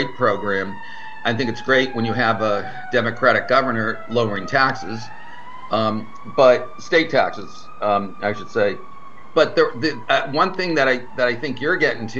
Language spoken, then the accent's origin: English; Boston, Massachusetts, United States; now in Florida, United States; I was back in my hometown